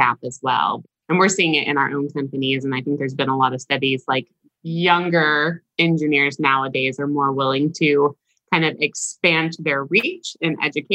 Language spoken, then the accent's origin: English; Huntsville, Alabama, United States; I'm from Huntsville, Alabama, which has a research and development base